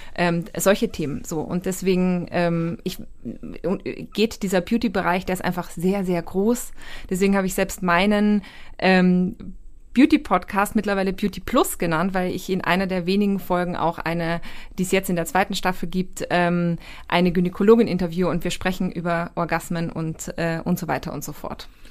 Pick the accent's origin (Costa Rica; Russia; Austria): Austria; ich bin Österreicherin